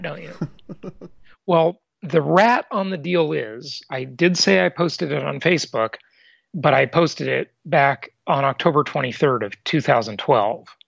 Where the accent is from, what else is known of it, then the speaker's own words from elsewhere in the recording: Los Angeles, California, United States; Los Angeles, my hometown